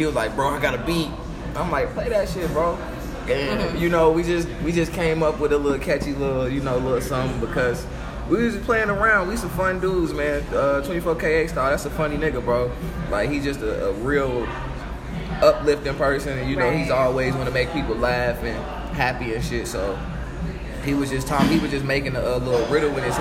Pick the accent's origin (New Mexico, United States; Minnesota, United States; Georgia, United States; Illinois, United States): Illinois, United States; Chicago; moved away as an adult; now in Tulsa, United States; born and raised in Chicago